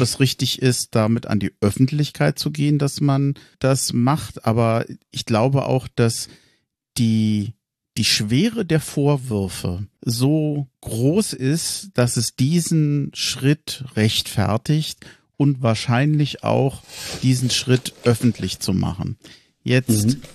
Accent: Berlin, Germany; moved away as an adult; now in Hesse, Germany; gebürtiger Tempelhofer, 25 Jahre lang in Berlin gewohnt, jetzt in Hessen

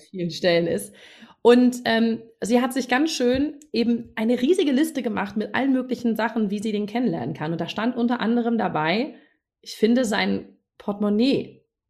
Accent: Northern Germany, Germany; moved away; also born or lived in Munich; ich als Norddeutsche habe damals in München gewohnt

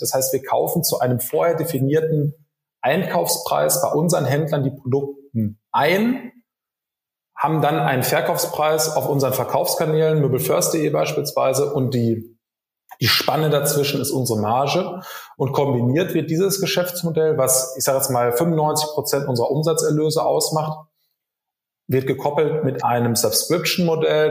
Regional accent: Rheda-Wiedenbrück, North Rhine-Westphalia, Germany; moved away as an adult; also born or lived in Bonn; Ich bin gebürtiger Reda Wiedenbrücker in der Nähe von Gütersloh

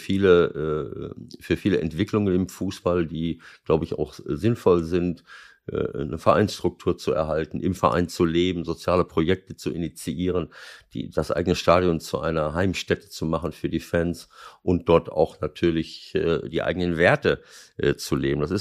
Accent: North Rhine-Westphalia, Germany; now in Moers, Germany; ich bin auch noch unten äh, in, in meiner Heimat im Kreis Lippe Klimabotschafter.

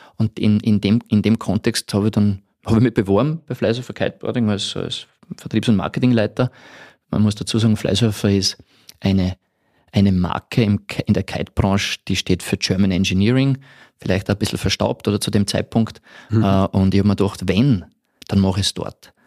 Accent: Podersdorf am See, Burgenland, Austria; also born or lived in Tyrol / Vienna; now in Salzburg, Austria; ich bin ein Burgenländer ursprünglich aus Bodersdorf am See

